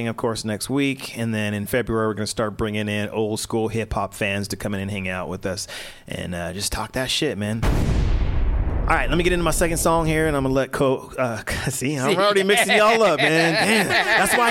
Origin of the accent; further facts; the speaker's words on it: Denver, Colorado, United States; my mom moved me and my brother up to Denver when I was like 1 year old